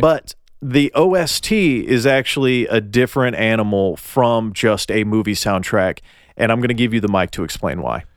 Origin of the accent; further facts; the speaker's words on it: Tennessee, United States; I'm from Tennessee and we mispronounce everything